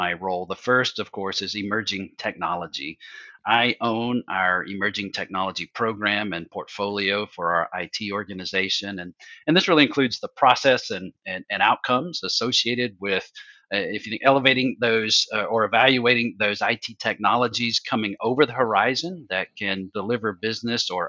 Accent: Alabama, United States; we're from Alabama

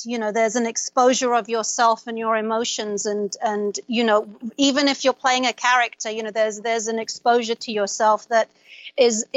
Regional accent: London, United Kingdom; also born or lived in Baghdad, Iraq; I was raised in London. I mean, I was born in Baghdad, but I was 2.5 when I left.

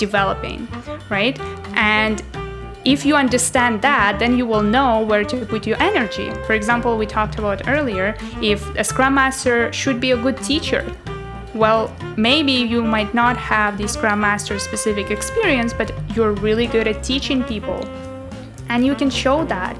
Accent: Russia; also born or lived in Paris, France; now in Toronto, Canada; So I used to live in France, in Paris before, and then originally I'm from Russia

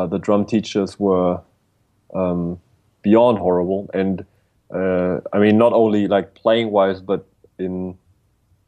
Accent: Bavaria, Germany; I was born in a little village in Bavaria, Germany

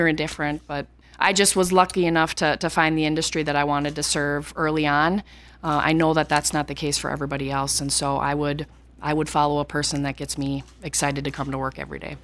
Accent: Cleveland, Minnesota, United States; I came from Cleveland, Minnesota, population six hundred people, graduated with, uh, forty kids in my class, and, um, was from a very rural community

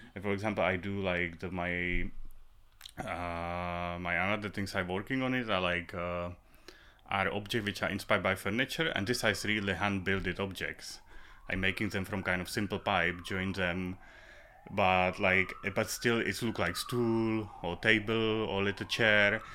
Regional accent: Prague, Czechia; English is a second language; also born or lived in Moravia; I'm from Prague. I was, uh, born in Prague.

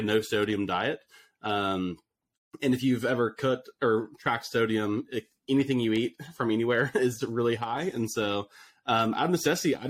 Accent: Austin, Texas, United States; I grew up in Austin, Texas

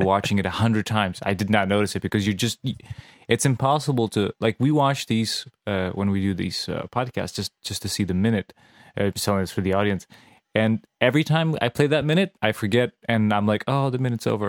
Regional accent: Serbia; English is a second language; moved away; I grew up in Serbia

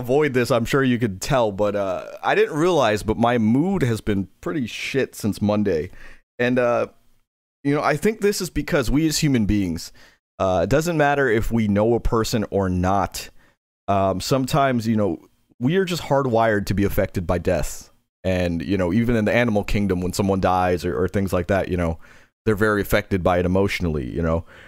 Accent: New York City, New York, United States; I'm from Queens.

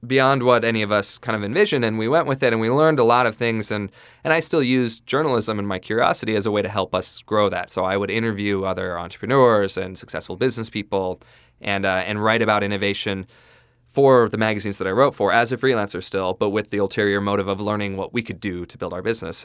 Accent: southeast Idaho, United States; I grew up in a small town in southeast Idaho, actually in the county in southeast Idaho.

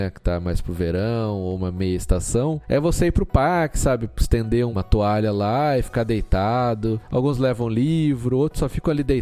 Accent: São Paulo, Brazil; now in Portugal; a gente é de São, São Paulo.

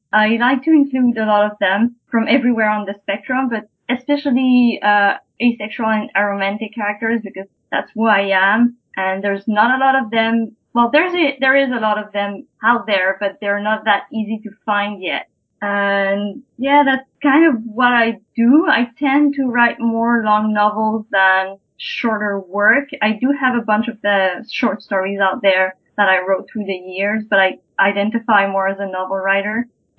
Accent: Quebec City, Quebec, Canada; first language French; English is a second language; I'm a writer from Quebec City. I'm not a English native speaker, and French is really important to me

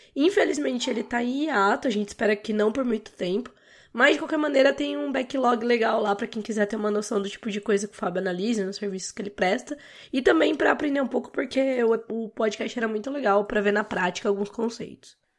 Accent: Brazil; como brasileiros

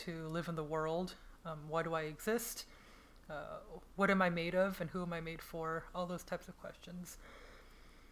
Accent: United States; having grown up in the United States as an American too

